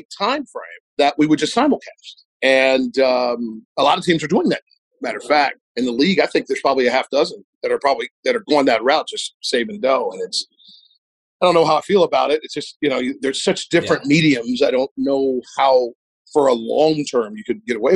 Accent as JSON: {"language": "English", "region": "Ohio", "country": "United States", "tie": "born or raised there", "also_born_or_lived": "Cleveland, Ohio / Cincinnati, Ohio / Bowling Green, Ohio", "moved": "as an adult", "lives_now": "Miami, United States", "said": "I grew up in Ohio"}